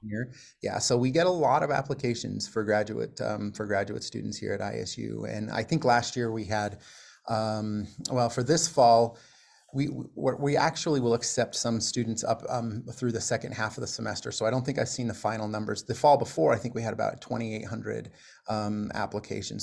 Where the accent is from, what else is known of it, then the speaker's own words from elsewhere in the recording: Utah, United States; moved away as an adult; also born or lived in Iowa / South Florida; now in Pocatello, United States; I grew up, uh, in, in Utah